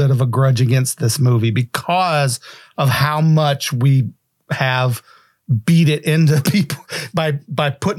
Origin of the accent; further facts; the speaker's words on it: West Virginia, United States; I grew up in West Virginia